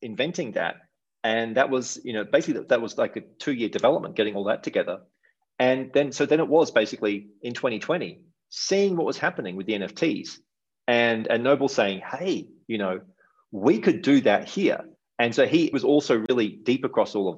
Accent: Australia; moved away as an adult; also born or lived in Asia / Europe / Canada; now in Mexico; maybe you can tell I have a bit of an accent. I'm from Australia.

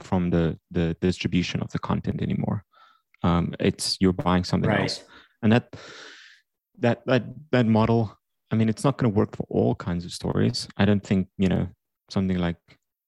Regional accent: South Africa; growing up in South Africa, I created video games during high school

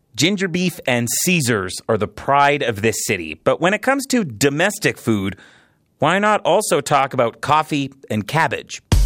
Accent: Edmonton, Alberta, Canada; also born or lived in Toronto; now in Calgary, Canada; I grew up in Edmonton

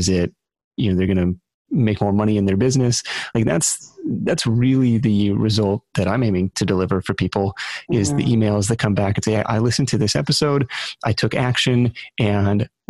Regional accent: Seattle, Washington, United States; on the radio show that I grew up listening to in Seattle

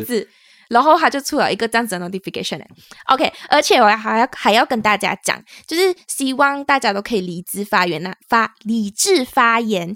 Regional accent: Malaysia; now in Taiwan; 我们是两位来自 Malaysia，目前在台湾工作的台湾社畜

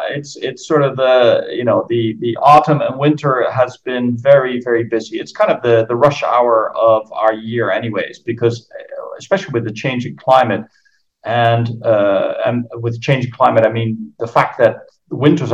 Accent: Netherlands; accent: American; English is a second language; also born or lived in Philippines / Brazil; I grew up in the Philippines and in Brazil. My father was an expat for Philips, so that's where I got the Yankee accent. I went to American schools. When I was back in the Netherlands, did my high school

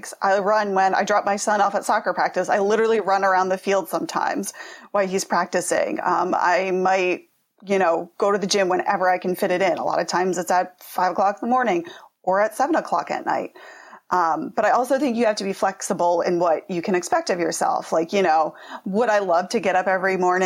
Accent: Pennsylvania, United States; I'm from Pennsylvania

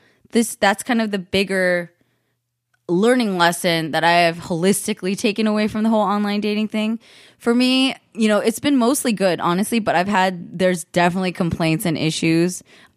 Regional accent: the Bay Area, California, United States; I'm from the Bay too, and it's just the same up there

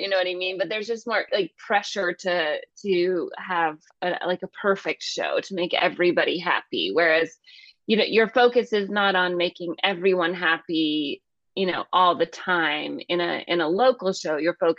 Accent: California, United States; born there; I was born in Northern California, so everybody up there, they're all Oakland A's fans.

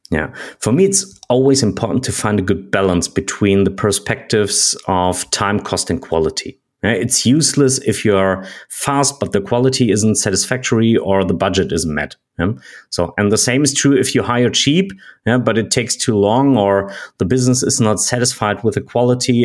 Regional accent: Germany; I'm from Germany

